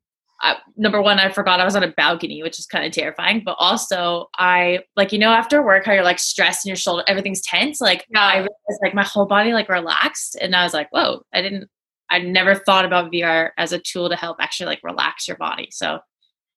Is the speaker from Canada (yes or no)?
yes; Vancouver, British Columbia, Canada; I'm from Vancouver, but I'm presently sitting in the UK right now.